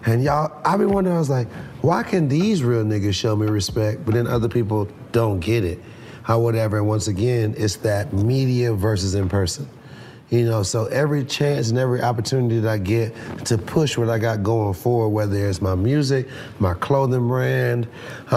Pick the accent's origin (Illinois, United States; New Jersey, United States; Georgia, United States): Georgia, United States; Atlanta; also born or lived in Trinidad and Tobago; I grew up here in Atlanta